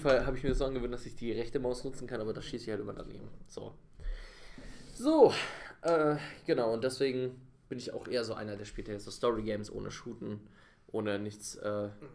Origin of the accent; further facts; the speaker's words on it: Bavaria, Germany; accent: Bavarian; now in Berlin, Germany; meine Kindheit in Bayern war perfekt, wirklich. Also es hätte besser nicht laufen können, weil ich einfach in so einer Blase aufgewachsen bin.